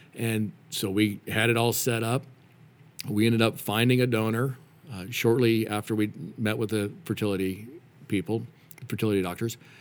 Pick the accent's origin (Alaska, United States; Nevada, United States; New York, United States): Nevada, United States; Reno; moved away as an adult; also born or lived in Denver, Colorado; I grew up in Reno, Nevada